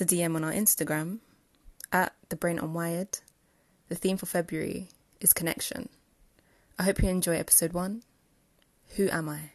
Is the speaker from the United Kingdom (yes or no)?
yes; London, United Kingdom; where I was actually from, which was London.